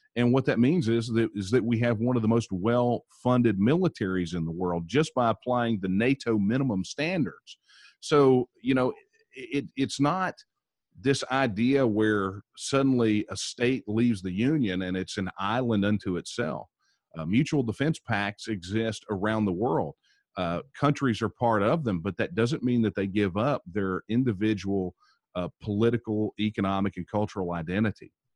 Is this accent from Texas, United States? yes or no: yes; Texas, United States; I am a, a sixth generation Texan. Uh, my ancestors here in Texas